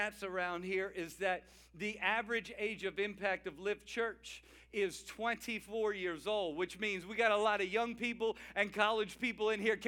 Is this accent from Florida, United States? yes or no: no; Cajun, Louisiana, United States; I'm a Cajun